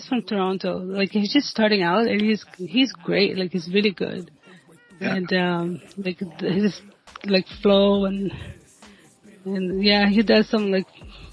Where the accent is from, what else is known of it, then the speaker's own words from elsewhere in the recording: Brazil; now in Canada; I come from Brazil, so it's a different culture altogether